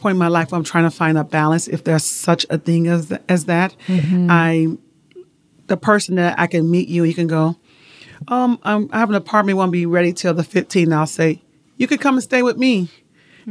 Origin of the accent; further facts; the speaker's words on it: Chicago, Illinois, United States; moved away as an adult; now in Utah, United States; I was born and raised in Chicago, Illinois. Grew up there, high school.